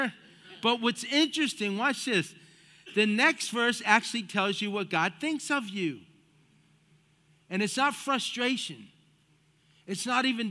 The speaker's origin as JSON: {"language": "English", "country": "United States", "tie": "born or raised there", "also_born_or_lived": "South Florida", "said": "I was the firstborn of five, and we grew up here in the United States of America"}